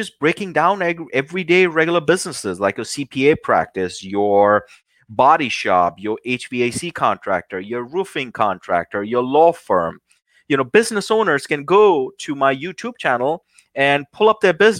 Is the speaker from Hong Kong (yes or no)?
no; New Delhi, Delhi, India; now in United States; being a young kid, growing up in New Delhi, India